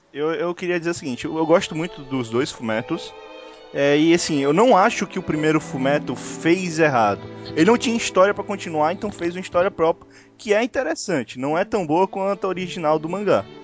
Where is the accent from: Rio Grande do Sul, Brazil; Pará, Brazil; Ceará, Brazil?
Ceará, Brazil; eu sou do Ceará